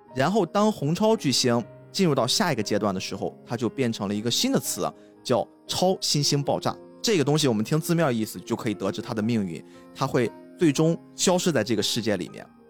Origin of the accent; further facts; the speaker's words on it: China; 我们中国人